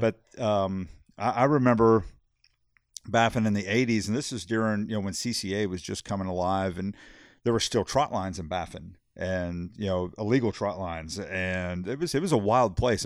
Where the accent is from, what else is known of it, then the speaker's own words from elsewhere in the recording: Corpus Christi, Texas, United States; I was born and raised in Corpus